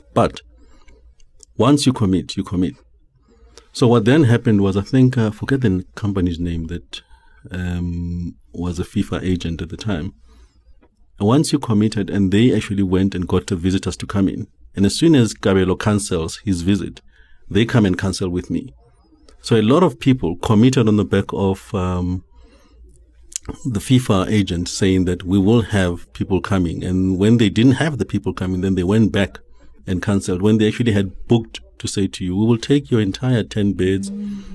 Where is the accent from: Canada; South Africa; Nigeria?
South Africa; Johannesburg, Gauteng; also born or lived in Eastern Cape; I was born in Alex many years ago. I don't even remember. Mm. Um, grew up there